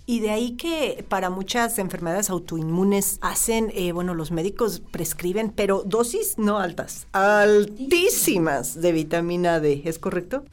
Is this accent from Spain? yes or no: no; Mexico